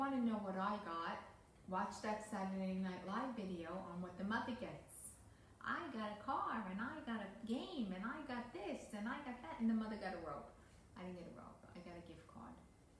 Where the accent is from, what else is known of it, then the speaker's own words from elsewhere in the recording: New York City, New York, United States; All my life being a New Yorker, I never went to the ball because that was a chores thing, you know, down in Times Square.